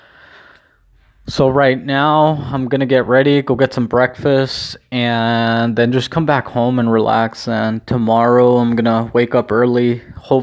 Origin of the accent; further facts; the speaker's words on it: Mexico; mine obviously has the flag of Mexico